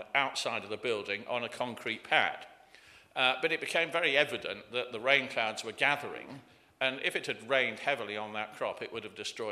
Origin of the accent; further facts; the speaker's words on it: Leicestershire, East Midlands, United Kingdom; also born or lived in Berkshire / Cirencester, Gloucestershire; I was born in Leicestershire, went to Berkshire after that, back to Leicestershire